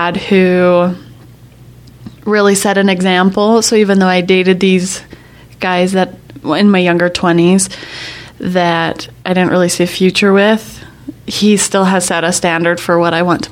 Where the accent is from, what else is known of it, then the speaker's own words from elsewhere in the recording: Magna, Utah, United States; my house that we grew up in Magna